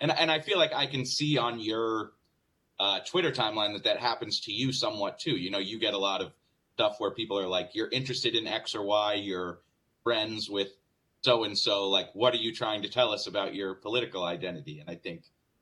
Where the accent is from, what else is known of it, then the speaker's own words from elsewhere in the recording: Northeast, United States; I'm from the Northeast